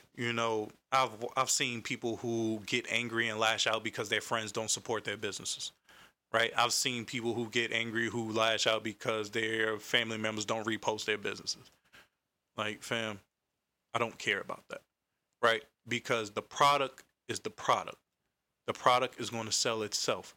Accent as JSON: {"language": "English", "town": "Raleigh", "region": "North Carolina", "country": "United States", "said": "I'm from Carolina, Raleigh to be exact, South Side to be exact"}